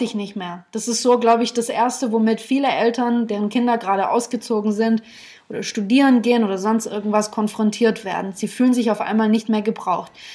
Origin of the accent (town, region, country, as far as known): Germany